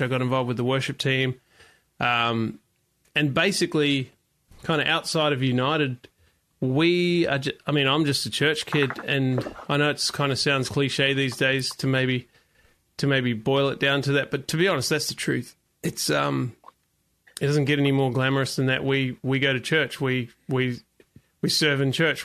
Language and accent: English; New Zealand; I grew up in New Zealand